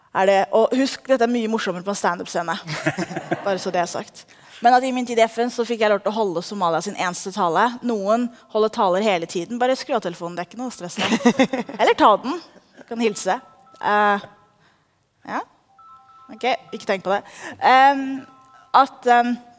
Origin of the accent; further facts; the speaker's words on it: Oslo, Norway; Jeg er født og oppvokst i Oslo